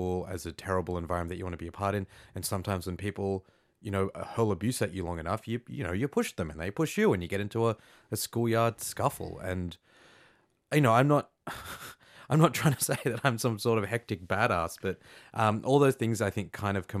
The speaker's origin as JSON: {"language": "English", "country": "Australia", "said": "I was as Australian as you could get."}